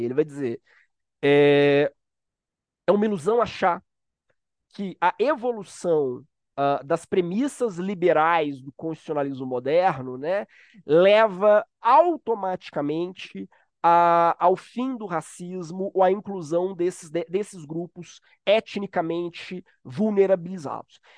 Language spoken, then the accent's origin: Portuguese; Minas Gerais, Brazil; now in Rio de Janeiro, Brazil; Sou mineiro, então já peço perdão se eu comer palavras ou falar muito rápido